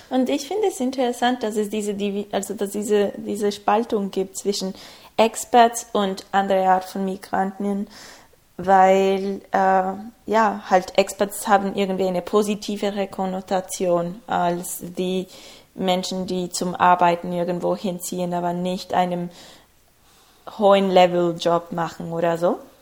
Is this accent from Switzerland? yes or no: no; Ecuador; German is a second language; moved away as an adult; also born or lived in Berlin, Germany; now in Bonn, Germany; Also ich komme ursprünglich aus Ecuador